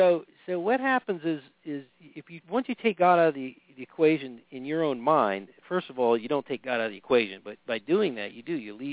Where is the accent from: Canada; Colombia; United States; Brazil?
United States; New York; also born or lived in Washington, D.C.; But, I come from New York and Washington, D.C., where, you know, I have friends of just about every color, shade, you name it, ethnicity, religious background, and we all got along pretty good.